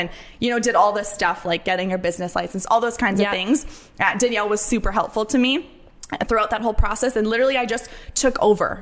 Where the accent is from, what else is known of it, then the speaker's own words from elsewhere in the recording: Windsor, Ontario, Canada; moved away as an adult; also born or lived in British Columbia; I'm from Windsor, Ontario, so I was born and raised there.